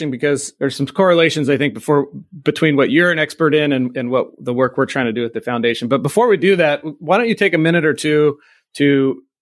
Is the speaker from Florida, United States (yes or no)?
no; Camp Pendleton, California, United States; born there; I was born on Camp Pendleton and my dad was Marine.